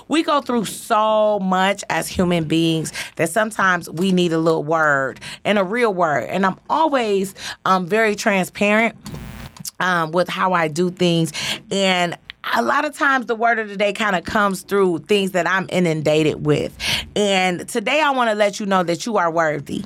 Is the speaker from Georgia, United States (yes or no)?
no; Detroit, Michigan, United States; born and raised on Joy Road, parents dope fiends